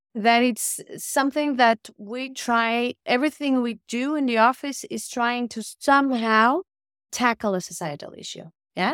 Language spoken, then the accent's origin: English; Portugal; moved away as an adult; also born or lived in Porto, Portugal / Rome, Italy / Berlin, Germany; now in Oslo, Norway; I'm from Portugal, so I left Portugal when I was, uh, twenty-two to study architecture in Italy.